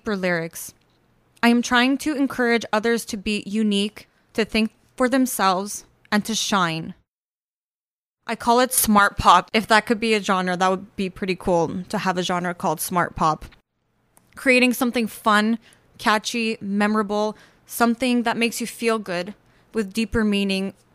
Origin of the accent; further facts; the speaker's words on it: Montreal, Quebec, Canada; moved away as an adult; now in Toronto, Canada; Born and raised in Montreal, I moved here about 4 years ago to pursue music.